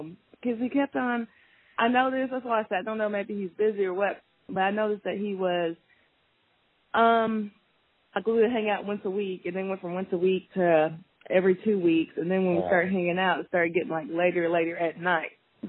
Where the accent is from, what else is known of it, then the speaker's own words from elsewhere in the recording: Kentucky, United States; moved away as an adult; now in Memphis, United States; I'm from Kentucky originally, but been in Memphis now for 5 years.